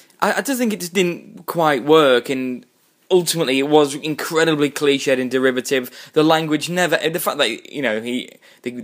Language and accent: English; United Kingdom; we're British